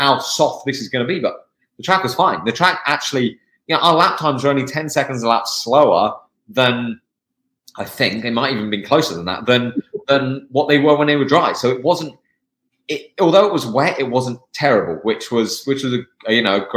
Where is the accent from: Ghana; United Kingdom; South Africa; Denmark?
United Kingdom; England; now in United States; I'm from the UK, I'm from England.